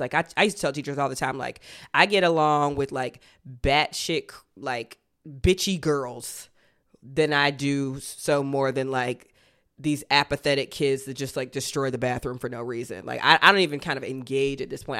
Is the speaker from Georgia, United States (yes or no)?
yes; Athens, Georgia, United States; moved away; my hometown, Athens